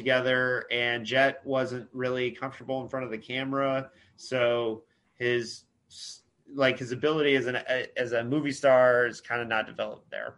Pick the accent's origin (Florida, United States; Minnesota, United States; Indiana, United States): Indiana, United States; I grew up in Indiana